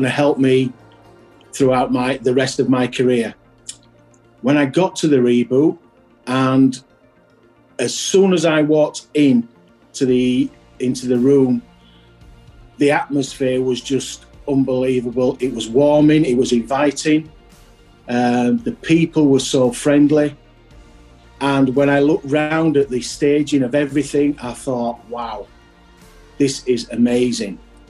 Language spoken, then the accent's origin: English; Yorkshire and the Humber, United Kingdom; being a Yorkshireman